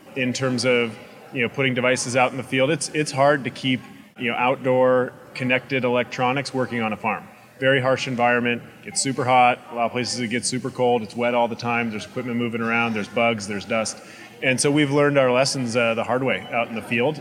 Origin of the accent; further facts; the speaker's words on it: Illinois, United States; I'm from Illinois, and so I was surrounded by corn